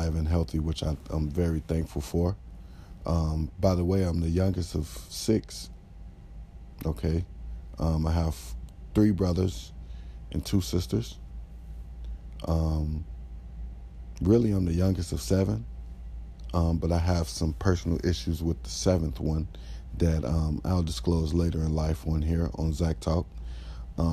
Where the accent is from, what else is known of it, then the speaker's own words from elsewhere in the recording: Chicago, Illinois, United States; I was very happy as a Chicagoan and as a Bulls fan